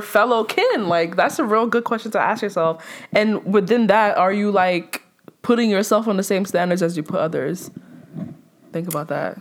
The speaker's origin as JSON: {"language": "English", "town": "New York City", "region": "New York", "country": "United States", "tie": "born or raised there", "also_born_or_lived": "Nigeria", "said": "by the way of Brooklyn, right? I came to America when I was six months"}